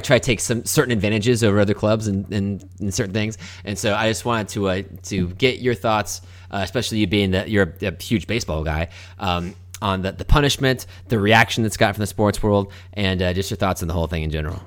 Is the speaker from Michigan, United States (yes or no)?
no; Melbourne, Florida, United States; where we grew up in Melbourne